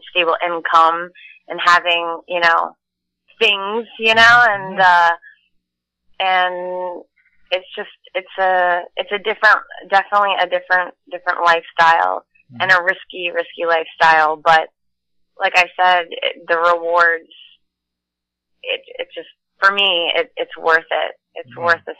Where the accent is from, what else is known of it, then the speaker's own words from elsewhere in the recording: Maryland, United States; now in Los Angeles, United States; I'm from Maryland, so we used to have crab feasts every summer, and all the neighbors would come over